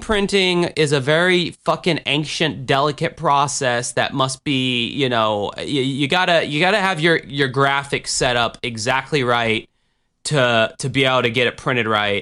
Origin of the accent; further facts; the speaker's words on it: United States; as an American